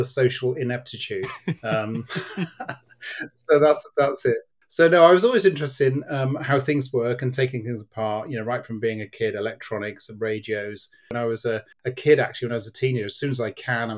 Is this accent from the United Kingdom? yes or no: yes; Cardiff, Wales, United Kingdom; I was born in Cardiff, so I'm very much a Welshman in my heart.